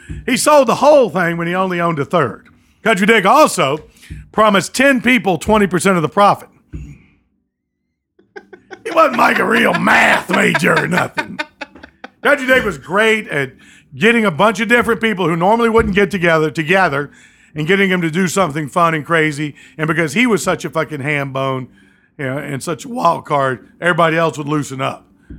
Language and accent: English; the South, United States; People think because I'm a Southerner and I'm a hillbilly, I'm a Rush Limbaugh conservative.